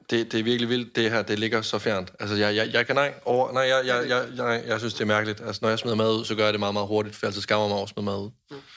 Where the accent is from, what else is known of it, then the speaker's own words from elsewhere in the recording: Jutland, Denmark; jeg er en nær jyde